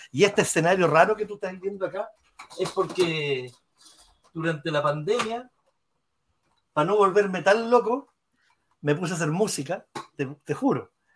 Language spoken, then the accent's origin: Spanish; Chile; also born or lived in Rochester, New York, United States; soy publicista, soy chileno